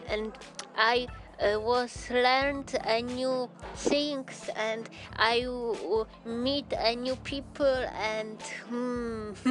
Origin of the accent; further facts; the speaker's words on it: Gdańsk, Pomeranian Voivodeship, Poland; English is a second language; I am from Poland, from Gdańsk.